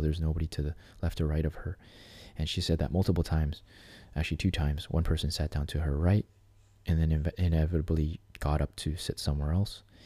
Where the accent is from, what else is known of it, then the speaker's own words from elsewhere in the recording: Canada; somebody like me as a Canadian